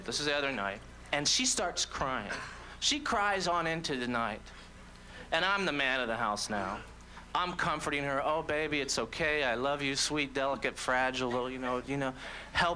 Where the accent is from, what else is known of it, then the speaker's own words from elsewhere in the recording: Orlando, Florida, United States; moved away; also born or lived in Brooklyn; I'm from Orlando originally